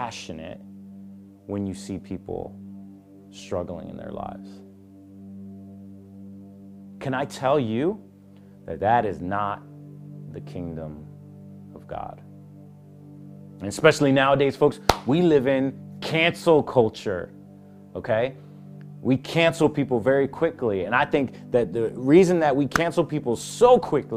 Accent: Puerto Rico; I'm a Puerto Rican

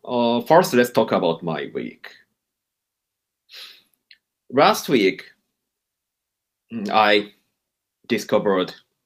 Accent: Nagoya, Aichi, Japan; my hometown, Nagoya. Nagoya is business city.

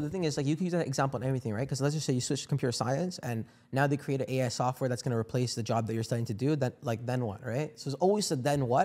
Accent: India; I'm from India

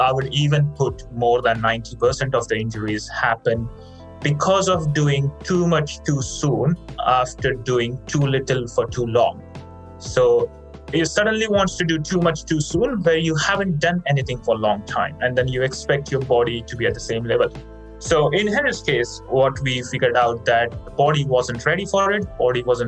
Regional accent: India; now in Australia; I grew up in India

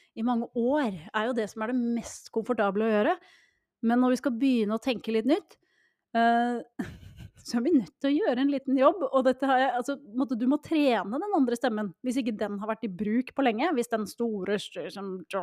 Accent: Norway; vi nordmenn

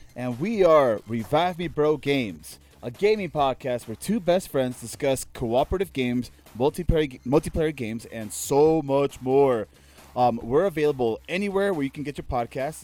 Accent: Maryland, United States; moved away; also born or lived in Nicaragua; living in Maryland for my entire life, right? Like, I was born in Maryland

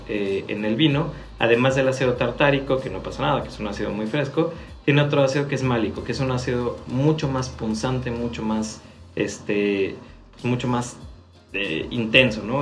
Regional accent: Mexico

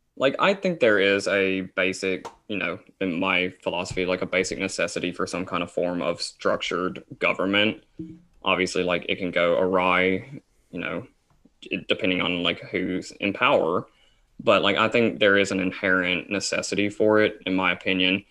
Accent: Tennessee, United States; Isaac and I are from Tennessee. Um, I currently still live in Tennessee

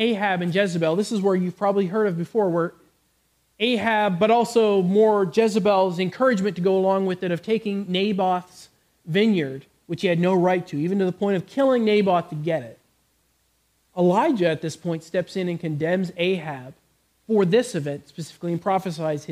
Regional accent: Canada; moved away; I come from Canada.

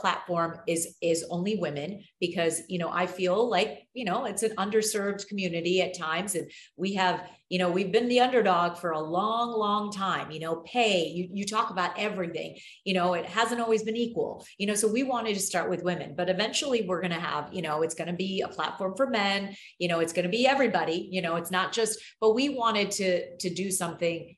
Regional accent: United States; I'm American, very proud to be American

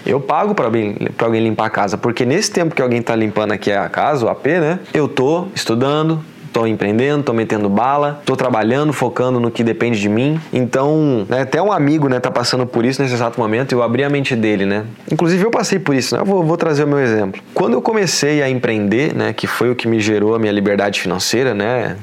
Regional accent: Porto Alegre, Rio Grande do Sul, Brazil; moved away as an adult; now in Florianópolis, Brazil; Eu cresci, nasci lá, né, em Porto Alegre

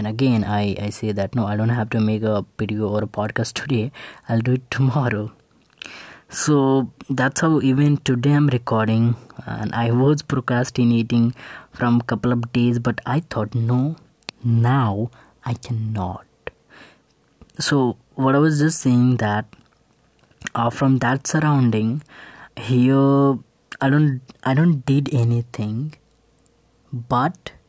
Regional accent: Bihar, India; moved away; I just returned to my hometown in Bihar

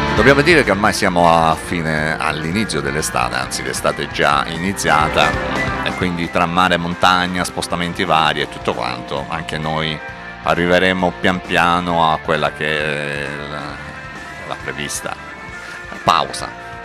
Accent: Salento, Apulia, Italy; siamo salentini, orgogliosamente salentini

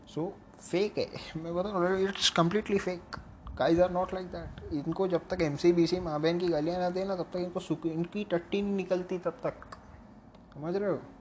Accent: Mumbai, Maharashtra, India; accent: Mumbai; moved away; मेरा मुंबई का accent I am from Bombay originally अगर मैं फ़िलहाल अलग जगह पे हूँ

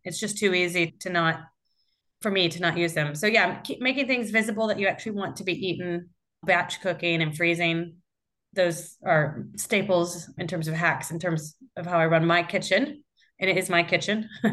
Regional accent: Iowa, United States; moved away as an adult; now in London, United Kingdom; I grew up in Iowa, uh, but I've been in London for eighteen years now

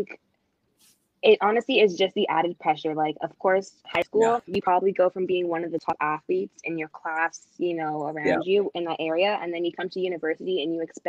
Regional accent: Toronto, Ontario, Canada; moved away as an adult; also born or lived in Edwardsville, Illinois; I am from Toronto, Canada

